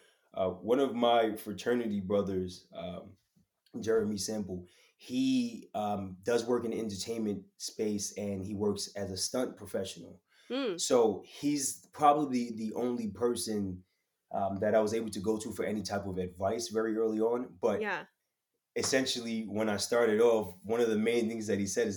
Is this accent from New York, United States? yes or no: yes; New York City, New York, United States; I'm from Queens